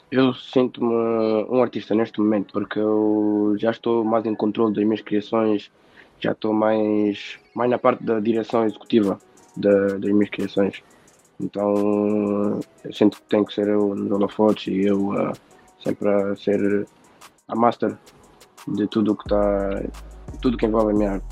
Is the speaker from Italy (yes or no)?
no; Portugal; tenho 19 anos, nasci em Portugal.